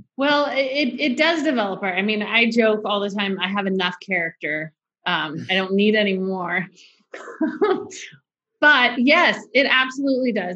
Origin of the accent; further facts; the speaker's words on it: Orange County, California, United States; I grew up in Orange County.